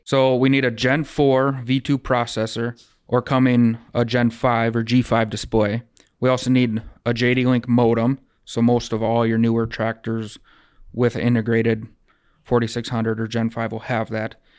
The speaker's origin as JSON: {"language": "English", "area": "Rosholt", "region": "South Dakota", "country": "United States", "tie": "born or raised there", "also_born_or_lived": "Wahpeton, North Dakota / Webster, South Dakota", "lives_now": "Breckenridge, United States", "said": "I grew up in Rossell, South Dakota, so just south of here compared to Breck"}